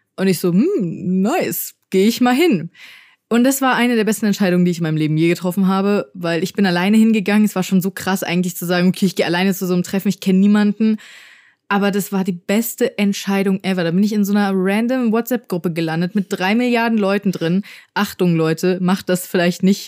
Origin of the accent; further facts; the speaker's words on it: Frankfurt, Hesse, Germany; ich bin hier geboren. Äh, bin auch sehr, sehr, sehr dankbar dafür tatsächlich. Ähm, also erstens schätze ich es auch in einer äh, Großstadt geboren zu sein und aufgewachsen zu sein